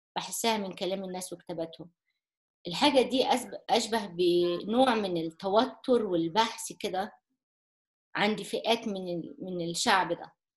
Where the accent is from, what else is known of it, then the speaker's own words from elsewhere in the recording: Egypt; كمصريين او كعرب